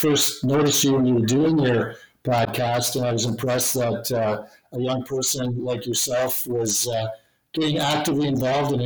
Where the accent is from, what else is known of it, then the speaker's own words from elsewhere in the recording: Waterloo, Ontario, Canada; also born or lived in Kitchener, Ontario / North Dumfries Township, Ontario; I'm a Waterloo Region born and raised boy